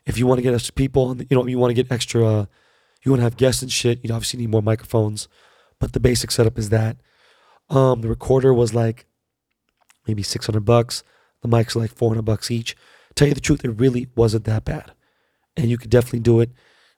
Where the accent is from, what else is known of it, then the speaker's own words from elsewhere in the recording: New Jersey, United States; now in Los Angeles, United States; I'm from New Jersey. Can't find a good spot.